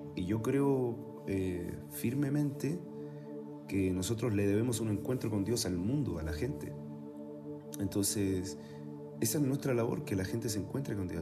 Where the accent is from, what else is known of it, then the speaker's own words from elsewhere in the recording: Chile; moved away as an adult; also born or lived in Mexico; now in Tlalnepantla, Mexico; yo nací en Chile